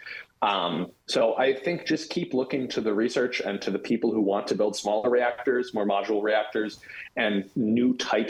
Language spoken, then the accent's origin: English; Wisconsin, United States; My home state of Wisconsin